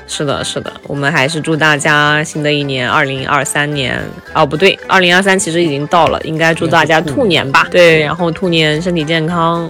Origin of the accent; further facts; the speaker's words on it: Shanxi, China; 我是山西人，我是可能靠内陆一点